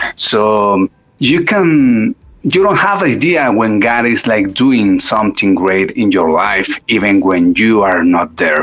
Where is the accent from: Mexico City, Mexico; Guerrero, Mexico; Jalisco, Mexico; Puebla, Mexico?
Mexico City, Mexico; I was born and raised up in Mexico City